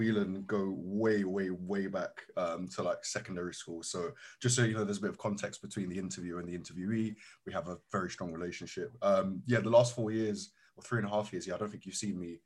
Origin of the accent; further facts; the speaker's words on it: London, United Kingdom; We've both grown up in London